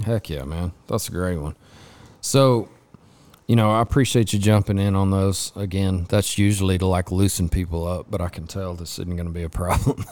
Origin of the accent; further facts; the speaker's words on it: Lubbock, Texas, United States; I grew up in West Texas, I grew up over in Lubbock